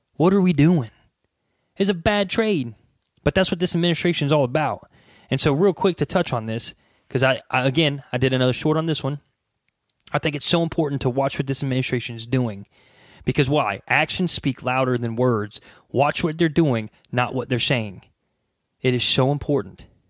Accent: United States; we as the American people

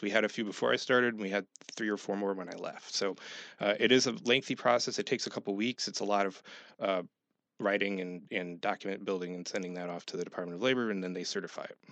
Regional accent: Schenectady, New York, United States; moved away as an adult; also born or lived in Middletown, New York; now in Horry County, South Carolina, United States; I'm originally from Schenectady

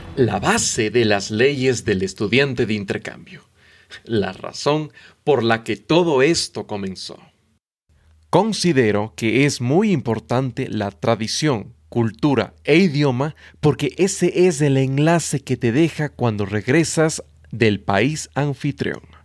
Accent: Ecuador; soy de Ecuador

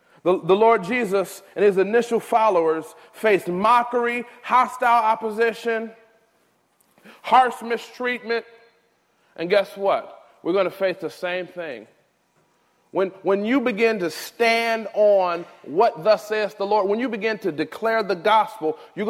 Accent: United States; my home country of America

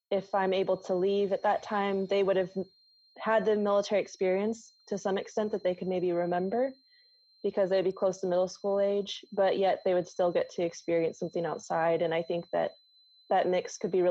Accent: Midwest, United States; moved away; I grew up in the Midwest

